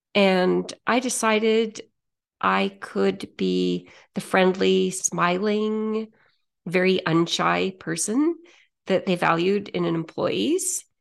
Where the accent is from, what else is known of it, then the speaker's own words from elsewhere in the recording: Saskatoon, Saskatchewan, Canada; I grew up in Saskatchewan